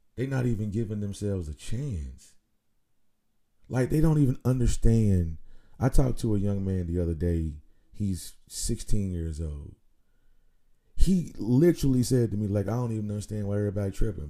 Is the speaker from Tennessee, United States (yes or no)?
yes; Nashville, Tennessee, United States; my hometown here in Nashville